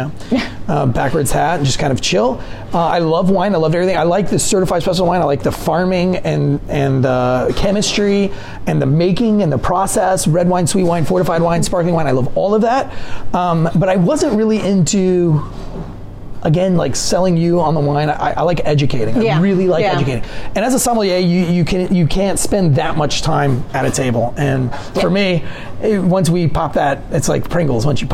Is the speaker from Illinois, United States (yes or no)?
no; St. Augustine, Florida, United States; now in Clayton, United States; growing up in St. Augustine, Florida